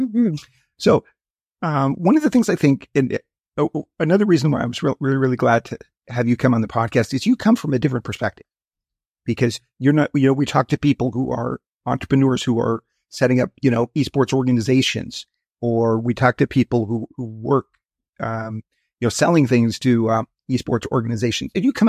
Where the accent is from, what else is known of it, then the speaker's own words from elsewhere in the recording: Wyoming, United States; I grew up in Wyoming and went to University of Wyoming in Laramie.